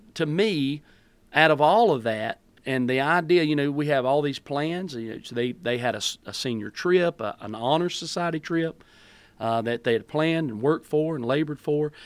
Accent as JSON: {"language": "English", "region": "North Carolina", "country": "United States", "also_born_or_lived": "Greensboro, North Carolina", "said": "I'm from Coolumee, North Carolina"}